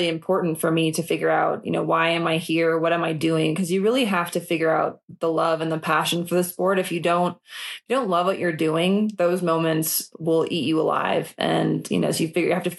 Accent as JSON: {"language": "English", "region": "Minnesota", "country": "United States", "tie": "born or raised there", "said": "I grew up in Minnesota and I didn't have money"}